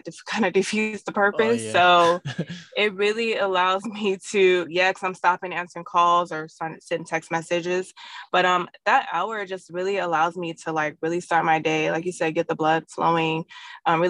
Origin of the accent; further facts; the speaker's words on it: San Diego, California, United States; also born or lived in Hayward, California; I was born in the Bay, but San Diego raised me.